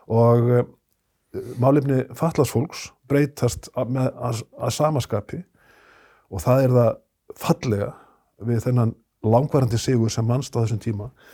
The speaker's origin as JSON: {"language": "Icelandic", "town": "Akureyri", "region": "Northeastern Region", "country": "Iceland", "tie": "born or raised there", "said": "ég er 60 eh, maður og mann það sem krakki á Akureyri"}